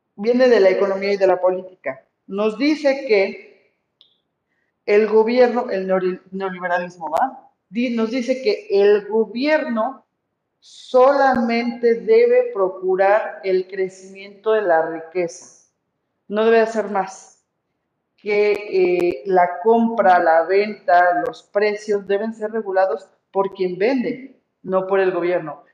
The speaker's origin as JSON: {"language": "Spanish", "country": "Mexico", "said": "soy puro mexicano"}